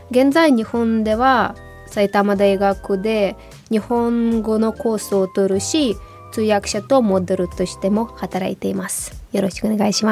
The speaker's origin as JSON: {"language": "Japanese", "region": "Kyiv", "country": "Ukraine", "tie": "born or raised there", "second_language": "Japanese", "moved": "as an adult", "lives_now": "Japan", "said": "実は私は日本語を小学校から勉強しました、うんキーフに2つの学校があって"}